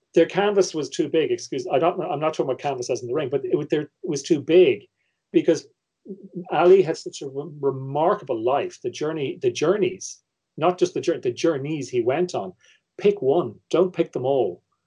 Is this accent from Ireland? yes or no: yes; Ireland; me as an Irish viewer